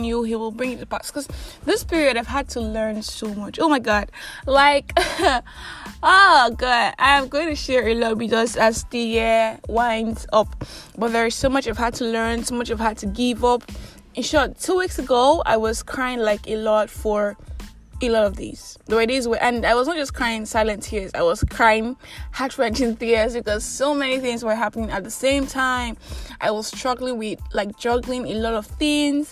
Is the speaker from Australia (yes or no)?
no; Nigeria; I'm that Nigerian Christian Talkaholic